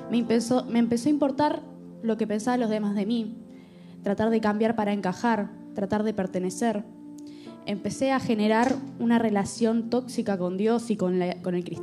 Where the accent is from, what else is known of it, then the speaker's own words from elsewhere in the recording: Argentina; yo vengo, yo soy argentina, por si no se dieron cuenta.